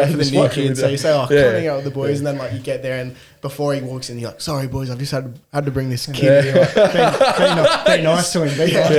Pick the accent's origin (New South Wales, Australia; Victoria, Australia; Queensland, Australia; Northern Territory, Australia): New South Wales, Australia; Cessnock; moved away as an adult; now in Newcastle, Australia; Grew up in Cessnock, born and bred. Lived there till I was 18